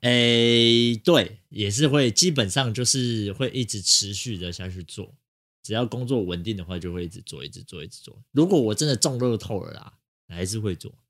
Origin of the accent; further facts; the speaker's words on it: Taipei, Taiwan; 就是土生土长的台北人